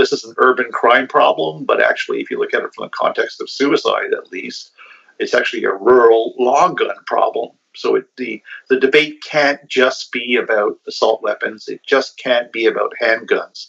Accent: Canada; also born or lived in Perth, Ontario; as a Canadian culture, we have lots of guns in our country

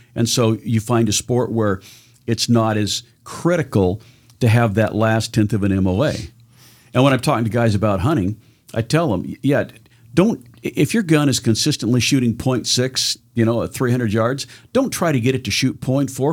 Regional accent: Southern Oregon, United States; I was born in Southern Oregon.

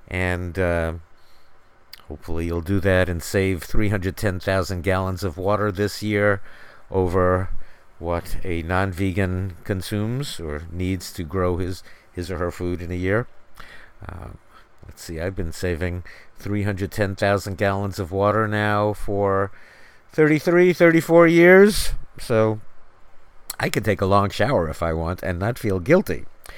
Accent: New York City, New York, United States; growing up in New York City, in Manhattan, in the Bronx. It was all about the Yankees in the spring and summer, and the New York Giants in the fall and winter.

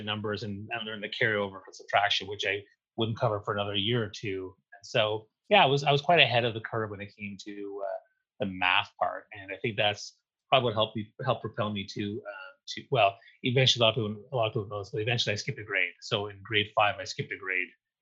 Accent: New Brunswick, Canada; moved away; I grew up in New Brunswick on the east coast of Canada

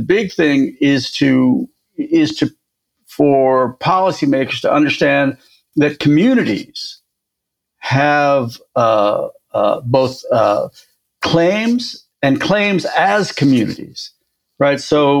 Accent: United States; I'm a American lawyer, right?

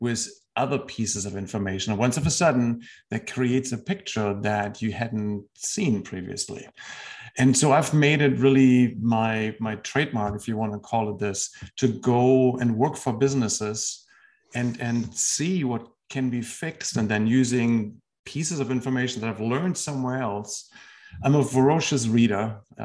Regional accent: Germany; moved away as an adult; also born or lived in Washington, D.C. / Texas / California / Tennessee; now in United States; I spent the first 30 years of my life in Germany.

